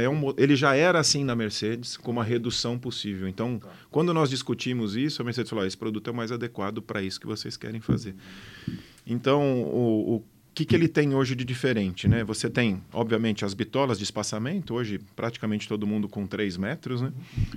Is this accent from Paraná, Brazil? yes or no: no; São Paulo, Brazil; also born or lived in Botucatu; eu já nasci em São Paulo, mas sempre tentei fugir de São Paulo para o interior